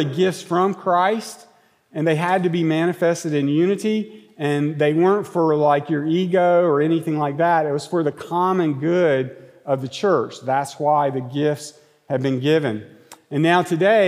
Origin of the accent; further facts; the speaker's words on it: Monroe, North Carolina, United States; I'm from Monroe, North Carolina